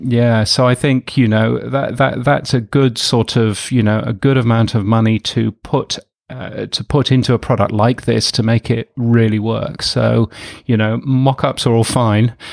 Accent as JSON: {"language": "English", "region": "the north of England", "country": "United Kingdom", "tie": "born or raised there", "said": "I grew up in England, in the north of England mostly"}